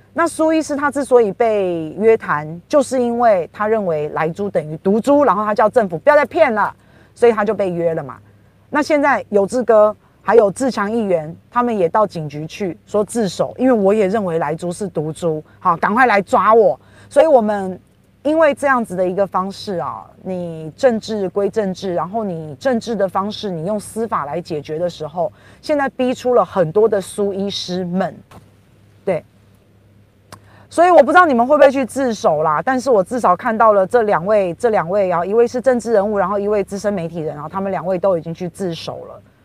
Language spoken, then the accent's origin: Chinese; Taiwan; 我们台湾人